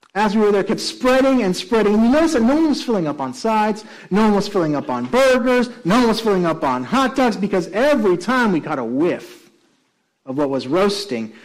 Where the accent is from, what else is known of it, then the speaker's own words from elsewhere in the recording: Puerto Rico; also born or lived in New York; now in Chatham County, United States; one of my colleagues was also from Puerto Rico, like I am